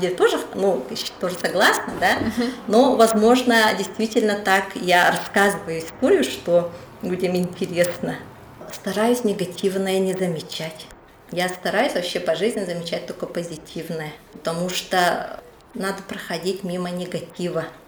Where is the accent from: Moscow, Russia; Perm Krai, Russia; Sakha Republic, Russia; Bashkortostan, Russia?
Sakha Republic, Russia; Yakutia; now in Saint Petersburg, Russia; я на самом-то деле хочу вернуться в Якутию. К, жить рядом со своими родными и у себя на родине